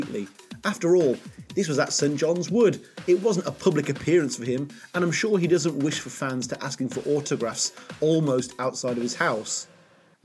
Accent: Poland; I'm from Poland

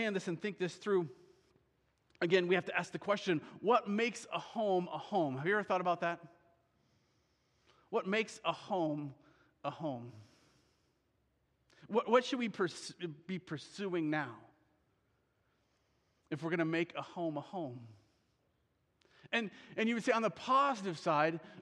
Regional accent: Iowa, United States; I grew up in Iowa

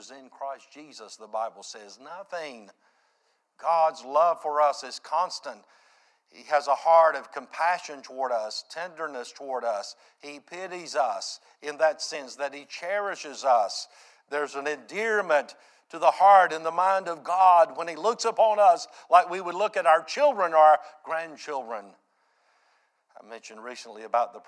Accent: United States; I grew up there in Reimertown

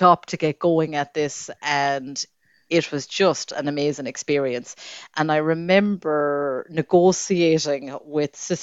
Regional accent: Claremorris, Connacht, Ireland; I am very proud to say that I am from Claremorris, and wherever I go all over the world, I always meet Mayo people

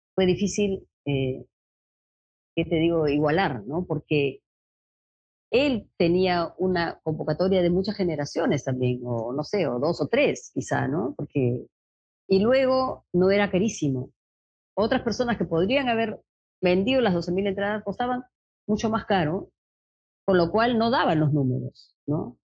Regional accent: Lima, Peru; yo soy limeña y mi experiencia más fuerte es en Lima

